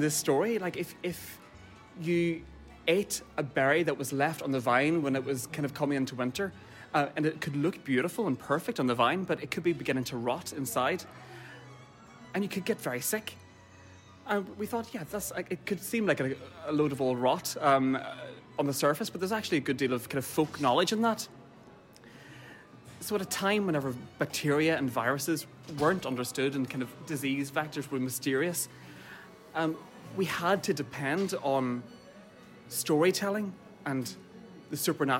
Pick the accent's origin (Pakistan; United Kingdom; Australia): United Kingdom; Derry, Northern Ireland; now in Dublin, Ireland; I'm a composer and I'm based here in Dublin, but I'm from Derry